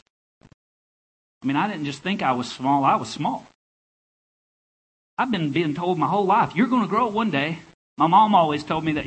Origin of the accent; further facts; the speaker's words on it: Enola, Arkansas, United States; moved away as an adult; also born or lived in Louisiana; now in Blacksburg, United States; That's where I'm from. Enola is where I went to high school. It's a place in the state called Arkansas.